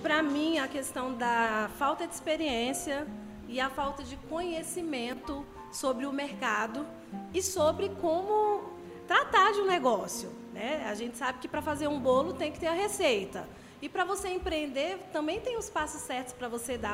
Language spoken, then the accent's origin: Portuguese; Brasília, Federal District, Brazil; moved away as an adult; now in Itaboraí, Brazil; acabei de chegar no Rio de Janeiro, sou brasiliense